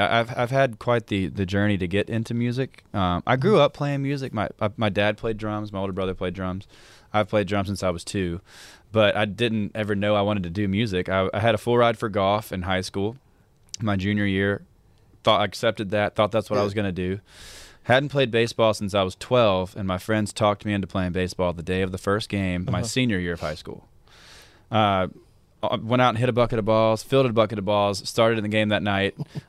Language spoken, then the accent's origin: English; Hattiesburg, Mississippi, United States; Hattiesburg, Mississippi.